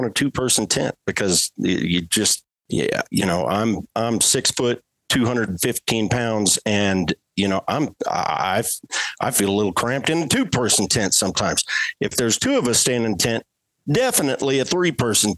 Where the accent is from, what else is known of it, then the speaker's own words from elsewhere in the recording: Colorado, United States; that's my home state